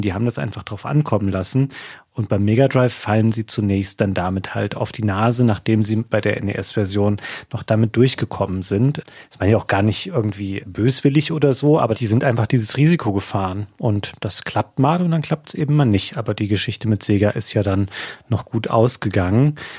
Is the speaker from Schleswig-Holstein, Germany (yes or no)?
no; near Bad Hersfeld, Hesse, Germany; in Bad Hersfeld, das ist so die nächstgrößere Stadt, von dort aus, wo ich herkomme